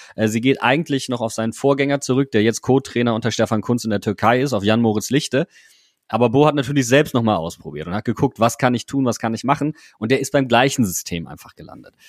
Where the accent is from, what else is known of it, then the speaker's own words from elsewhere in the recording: Wuppertal, North Rhine-Westphalia, Germany; moved away as an adult; now in Mainz, Germany; ich komme nicht gebürtig aus Mainz, sondern ich komme aus Wuppertal gebürtig.